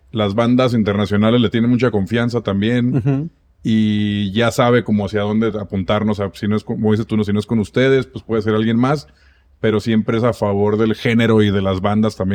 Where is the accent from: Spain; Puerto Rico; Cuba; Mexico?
Mexico; Tijuana, Baja California; yo, sé que soy de Tijuana, entonces lo ubico bastante bien.